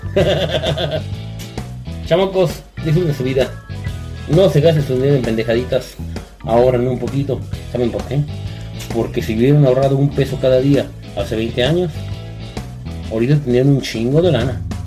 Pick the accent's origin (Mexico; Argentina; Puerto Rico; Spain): Mexico